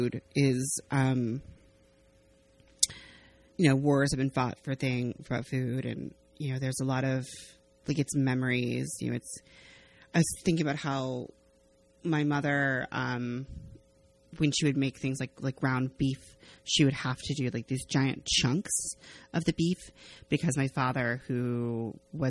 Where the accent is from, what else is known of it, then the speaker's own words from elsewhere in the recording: Arizona, United States; growing up in Arizona